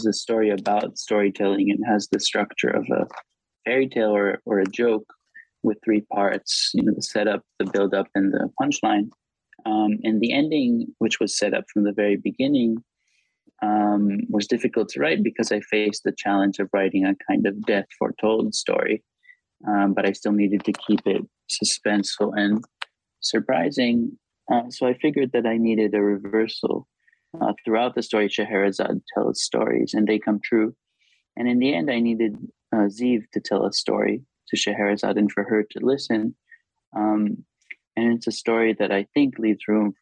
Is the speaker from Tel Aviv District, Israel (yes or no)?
yes; Tel Aviv, Tel Aviv District, Israel; first language Hebrew; English is a second language; I grew up in Tel Aviv